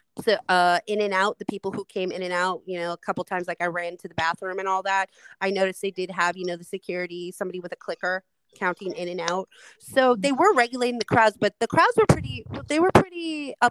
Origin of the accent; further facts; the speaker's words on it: Las Vegas, Nevada, United States; I am from Las Vegas, Nevada